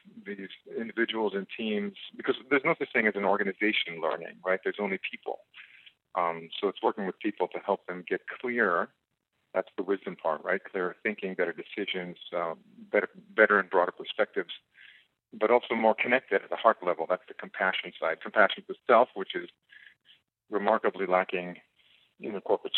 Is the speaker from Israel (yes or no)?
yes; Israel; also born or lived in South Africa; now in United States; I grew up in Israel and moved from Israel to South Africa. And from South Africa, I came to the United States